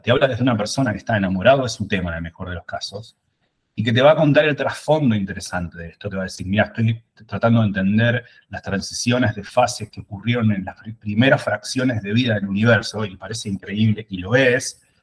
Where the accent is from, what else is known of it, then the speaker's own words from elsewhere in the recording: Buenos Aires, Argentina; moved away; Yo soy de Buenos Aires.